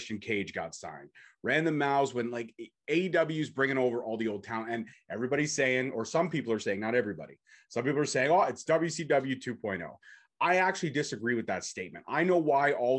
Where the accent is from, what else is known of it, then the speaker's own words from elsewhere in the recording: Toronto, Ontario, Canada; I'm from Toronto